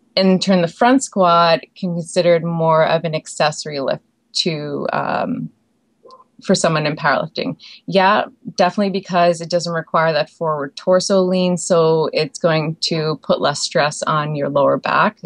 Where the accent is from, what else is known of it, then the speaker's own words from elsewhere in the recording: Prince Edward Island, Canada; moved away as an adult; also born or lived in Alberta; I grew up in Prince Edward Island, Canada